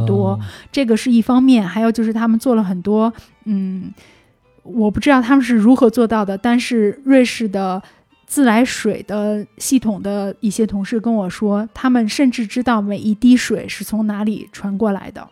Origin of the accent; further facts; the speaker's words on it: Beijing, China; 我的家乡、我的城市空气不好